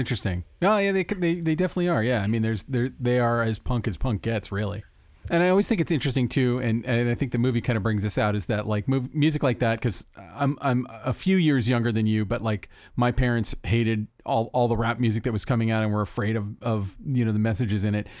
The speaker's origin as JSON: {"language": "English", "region": "Florida", "country": "United States", "tie": "born or raised there", "said": "growing up in Florida"}